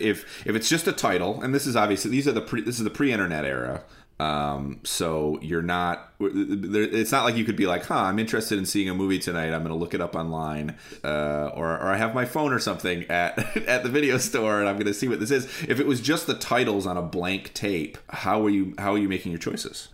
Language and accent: English; Lansing, Michigan, United States; now in Chicago, United States; I grew up in a city, I grew up in Lansing, Michigan